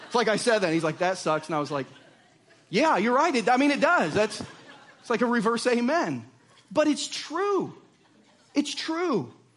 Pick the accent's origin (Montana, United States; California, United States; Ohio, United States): Ohio, United States; Southern; now in Lee's Summit, United States; I grew up in Southern Ohio, in the woods of Southern Ohio, which means I'm a redneck